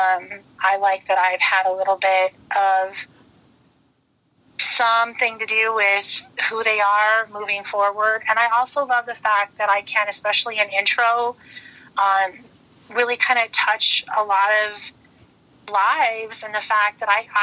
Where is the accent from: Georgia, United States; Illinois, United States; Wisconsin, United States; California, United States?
Illinois, United States; moved away as an adult; also born or lived in El Paso, Texas; I'm originally from Illinois